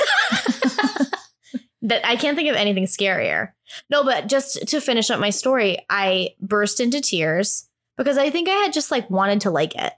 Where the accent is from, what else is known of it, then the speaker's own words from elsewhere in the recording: New England, United States; moved away; also born or lived in New York; I'm from New England